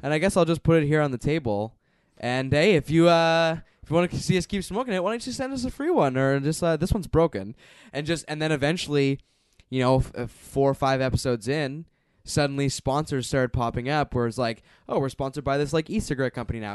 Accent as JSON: {"language": "English", "country": "Canada", "said": "as a Canadian viewer"}